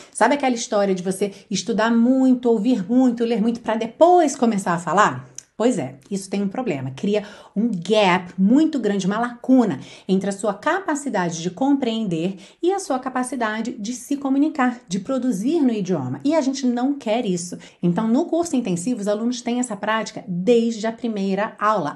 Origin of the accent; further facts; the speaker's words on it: Rio de Janeiro, Brazil; accent: carioca; eu falo por experiência, porque sou carioca